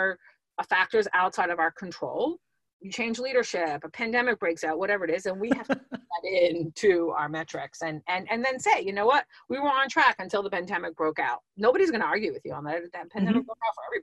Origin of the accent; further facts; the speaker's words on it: New York, United States; I'm a New Yorker